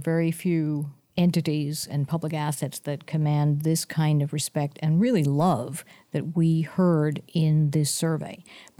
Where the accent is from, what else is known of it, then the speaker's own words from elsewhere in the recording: San Mateo, California, United States; I grew up in San Mateo, California, and the Golden Gate National Recreation Area is probably my favorite because I know it best